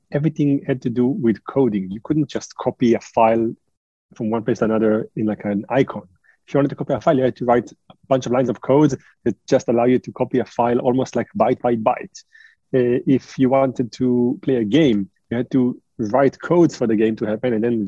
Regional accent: Israel; moved away as an adult; also born or lived in France / United States; I was born in France. I was raised in Israel, and I now spend a third of my life in the US.

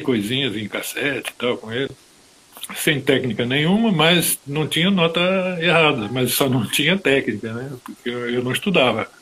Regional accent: Rio de Janeiro, Brazil; moved away as an adult; now in France; Brasileiro, filho de, filho de paraense, minha mãe paraense, meu pai era baiano, de Alagoinha, do lado de... Imagina, e eu nasci no Rio de Janeiro

